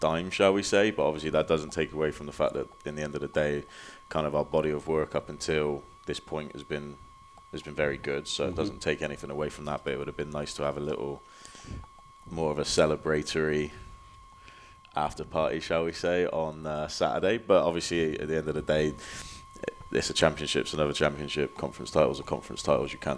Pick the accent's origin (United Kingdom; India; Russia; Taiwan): United Kingdom; Bristol, South West England; also born or lived in Oklahoma City, United States; now in Des Moines, United States; I'm from Bristol, England.